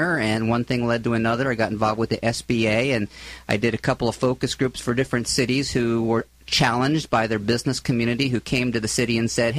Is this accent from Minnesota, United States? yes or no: no; Philadelphia, Pennsylvania, United States; moved away as an adult; also born or lived in Florida / San Luis Obispo; now in Southern California, United States; I'm originally from the East Coast, from Philadelphia area